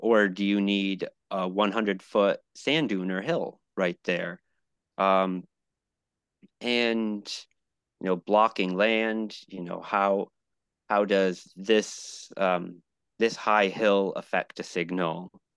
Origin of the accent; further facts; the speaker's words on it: New England, United States; also born or lived in Buffalo / Miami; now in Fremont, United States; I grew up in New England